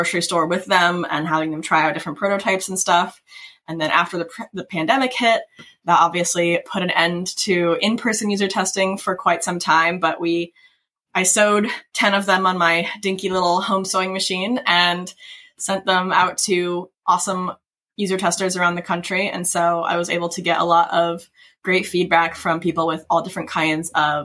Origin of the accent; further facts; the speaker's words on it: Kentucky, United States; I grew up in Kentucky